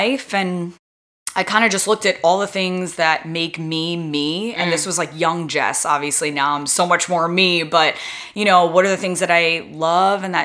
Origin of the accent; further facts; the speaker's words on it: New York area, United States; moved away as an adult; growing up in the New York area